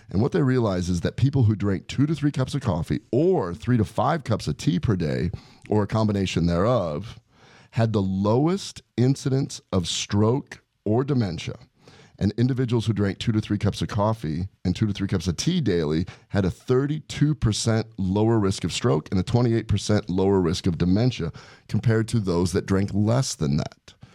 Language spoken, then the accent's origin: English; Omaha, Nebraska, United States; growing up in Omaha